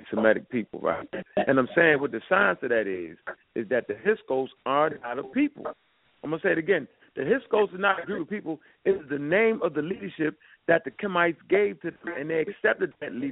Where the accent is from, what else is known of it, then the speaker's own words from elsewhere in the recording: Birmingham, Alabama, United States; I'm from Birmingham, Alabama.